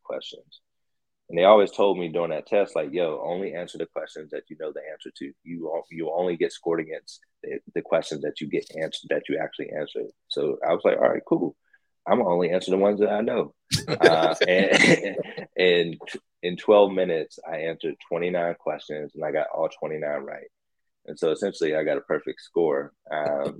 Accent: Pittsburgh, Pennsylvania, United States; my hometown team

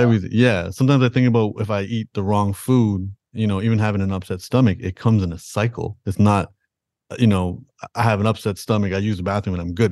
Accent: Toronto, Ontario, Canada; I was born in, in Toronto, Canada

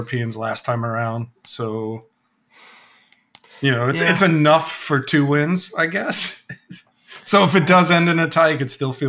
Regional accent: United States; as an American.

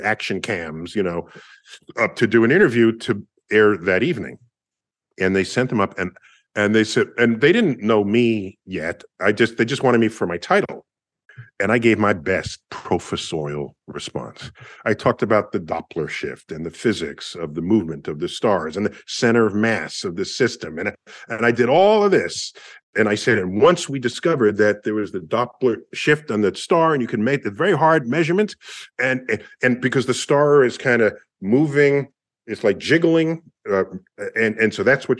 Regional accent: New York, United States; I'm from New York

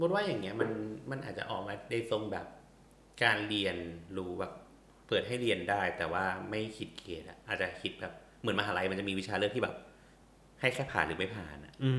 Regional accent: Chiang Rai, Thailand; moved away; also born or lived in United Kingdom; บ้านกูอยู่เชียงราย

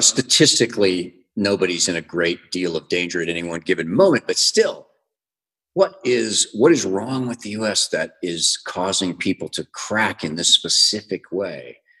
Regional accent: United States; moved away as an adult; now in Mexico; as an American

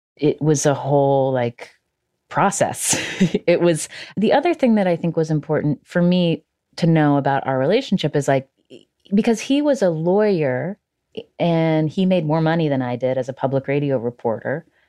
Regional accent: West Virginia, United States; I'm from West Virginia

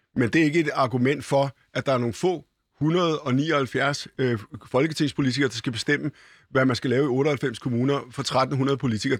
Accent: Copenhagen, Capital Region of Denmark, Denmark; Da jeg var barn og gik på Bispebjerg skole

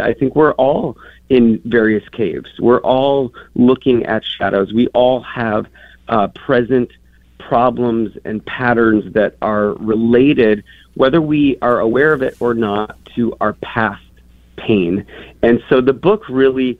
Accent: Minnesota, United States; moved away as an adult; also born or lived in New York / Chicago; I grew up in Minnesota

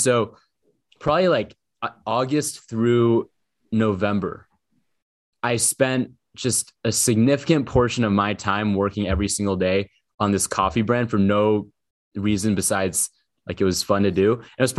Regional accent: Portland, Oregon, United States; I'm from Portland, Oregon.

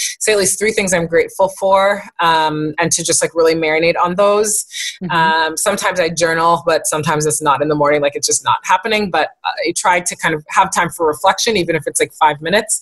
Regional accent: East Coast, United States; I come from two Haitian parents and uh-huh. I'm from the East Coast

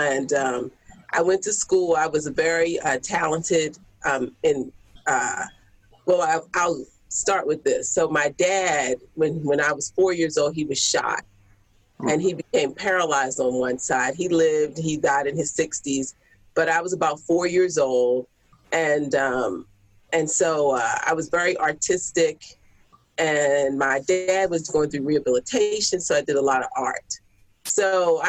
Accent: Baltimore, Maryland, United States; I'm from Baltimore

